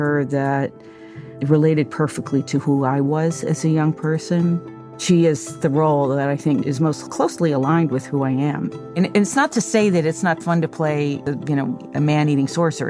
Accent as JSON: {"language": "English", "country": "United States", "said": "as an American"}